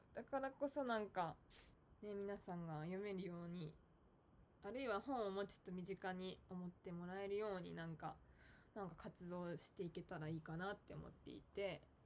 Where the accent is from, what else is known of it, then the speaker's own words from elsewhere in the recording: Tokyo, Japan; moved away as an adult; also born or lived in Tottori Prefecture; now in Tottori, Japan; 私は、あの、東京出身なんですけど、うん今仕事の関係で、あの、鳥取県に、あの、去年から住んでます